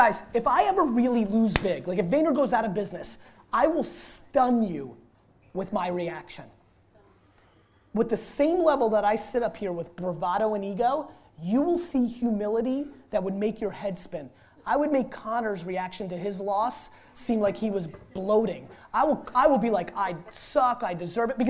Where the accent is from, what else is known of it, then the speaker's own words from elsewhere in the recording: Russia; I was born in Russia.